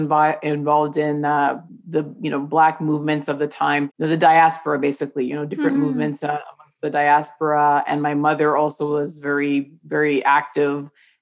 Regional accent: Toronto, Ontario, Canada; I was born in Toronto

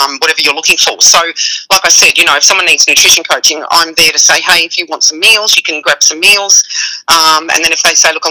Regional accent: Australia; now in United States; I'm Australian

